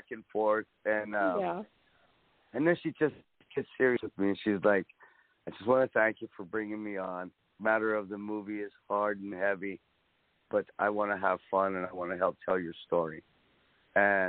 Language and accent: English; South Texas, United States; I'm from South Texas.